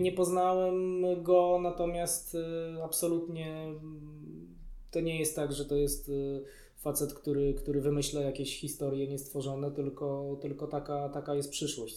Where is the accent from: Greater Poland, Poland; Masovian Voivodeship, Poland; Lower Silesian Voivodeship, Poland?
Masovian Voivodeship, Poland; Warsaw; wychowałem się w Warszawie, urodziłem się w Warszawie